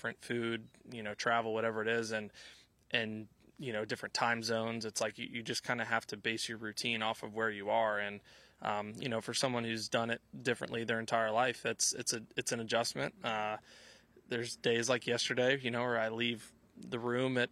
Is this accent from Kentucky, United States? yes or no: yes; Louisville, Kentucky, United States; moved away; also born or lived in Nashville; growing up in Louisville